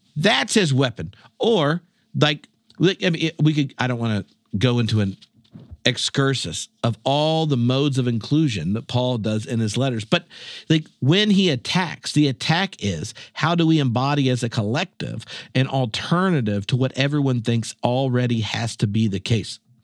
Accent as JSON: {"language": "English", "region": "North Carolina", "country": "United States", "moved": "as an adult", "lives_now": "Scotland", "said": "I'm from North Carolina"}